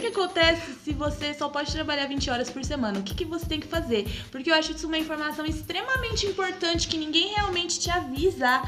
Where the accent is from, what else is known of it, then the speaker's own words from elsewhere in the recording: Bonfim Paulista, São Paulo, Brazil; aqui do lado da minha cidade, em Bonfim, Paulista